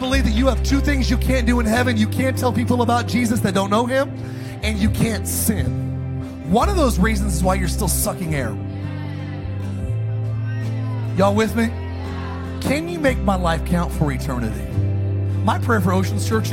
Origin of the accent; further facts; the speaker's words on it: Palmdale, California, United States; also born or lived in Idaho; I'm from Palmdale, Lancaster. I grew up in a dark environment